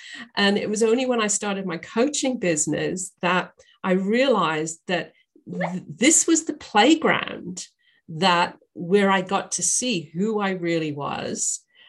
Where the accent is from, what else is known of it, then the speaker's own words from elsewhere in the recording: England, United Kingdom; also born or lived in Northern Ireland / Australia; now in United States; I'm a Brit. I was born in Northern Ireland. I was raised in England and I lived in Australia for many years. And I now live in the US.